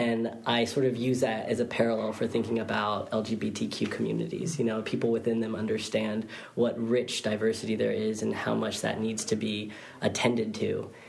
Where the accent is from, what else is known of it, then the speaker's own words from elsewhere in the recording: Fresno, California, United States; now in Bay Area, United States; I was raised in the Central Valley of California in Fresno